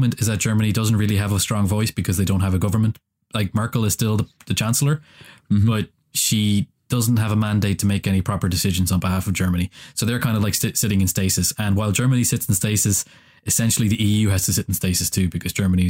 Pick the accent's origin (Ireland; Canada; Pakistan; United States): Ireland; And as an Irishman, independence from larger countries is always something that I affiliate with.